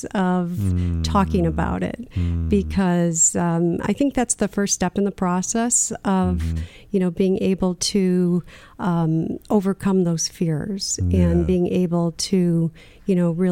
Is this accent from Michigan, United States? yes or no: yes; Michigan, United States; where I grew up in Michigan